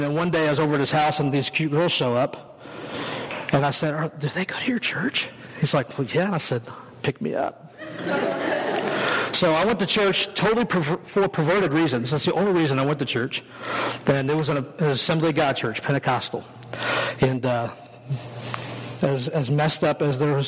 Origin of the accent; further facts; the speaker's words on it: western Kansas, United States; I grew up in western Kansas, like tumbleweed land. That's where I grew up